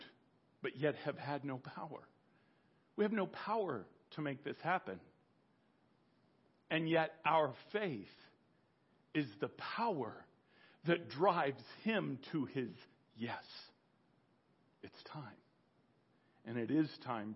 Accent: United States; I was born American. I'm an American

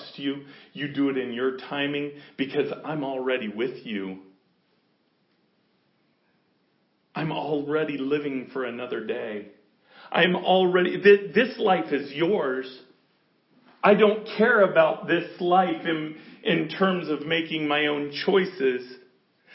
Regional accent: United States; we're American.

